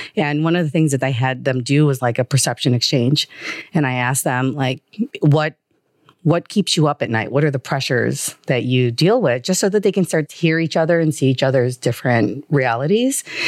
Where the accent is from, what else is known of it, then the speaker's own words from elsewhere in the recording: Chicago, Illinois, United States; also born or lived in Manila, Philippines; moved to Chicago at age two and a half